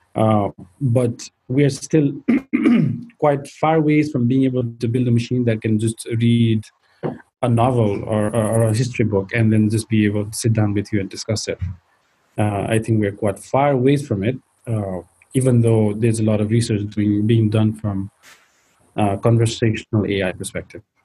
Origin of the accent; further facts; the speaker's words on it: Nepal; so I grew up in Nepal